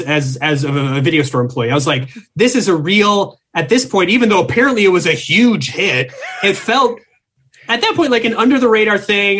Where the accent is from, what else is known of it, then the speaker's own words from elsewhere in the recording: Minnesota, United States; I'm from Minnesota